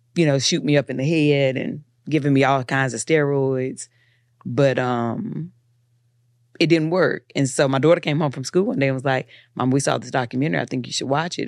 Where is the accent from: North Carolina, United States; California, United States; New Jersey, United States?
North Carolina, United States; Eden; I'm from Eden, so nobody was an actor.